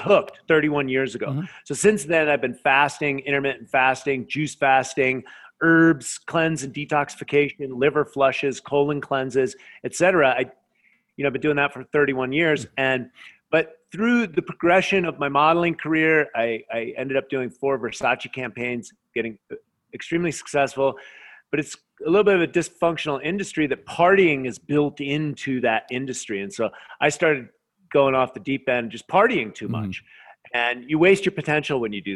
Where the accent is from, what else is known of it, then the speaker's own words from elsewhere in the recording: United States; I'm an American. That's the way I grew up.